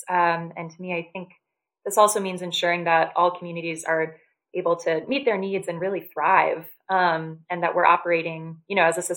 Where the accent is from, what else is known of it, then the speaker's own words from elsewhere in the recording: North Carolina, United States; moved away as an adult; now in Washington, D.C., United States; I grew up in North Carolina